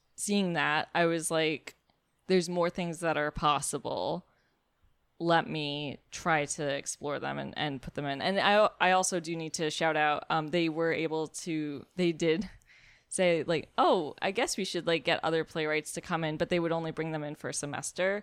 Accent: New York City, New York, United States; I'm from Brooklyn

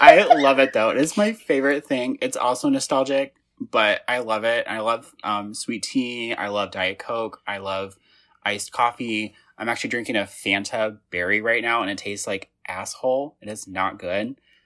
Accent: Indiana, United States; I'm from Indiana

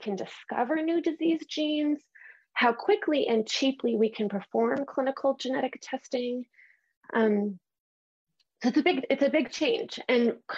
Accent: Canada; I'm Canadian

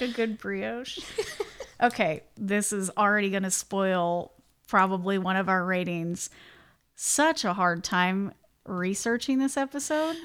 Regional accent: Indiana, United States; we're both from Indiana

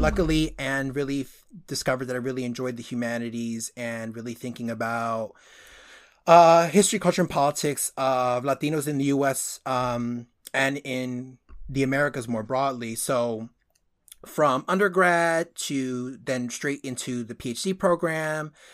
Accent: Northeast, United States; also born or lived in Dominican Republic; I was born on the i, or on the, that half of the island and, uh, immigrated when I was a baby and grew up in, in the Northeast

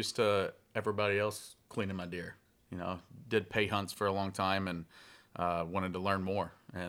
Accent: Denton, Texas, United States; I'm from Denton, Texas.

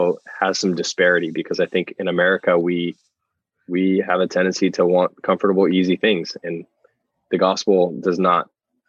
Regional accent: United States; as American Christians

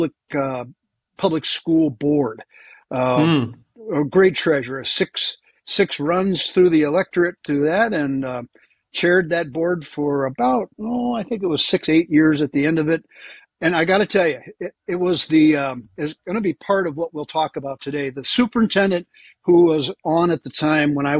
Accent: Milwaukee, Wisconsin, United States; moved away as an adult; also born or lived in Texas; I'm from Milwaukee, so I'm kind of a neighborhood guy for you

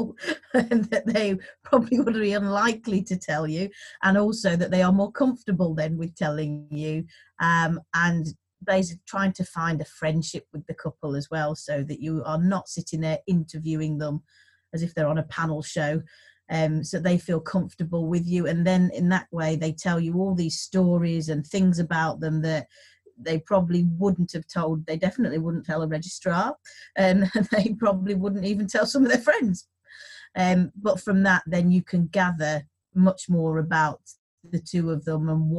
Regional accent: West Midlands, United Kingdom; now in York, United Kingdom; I am also from the West Midlands.

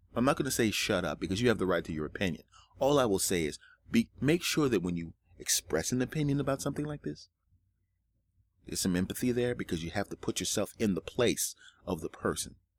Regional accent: United States; as American citizens

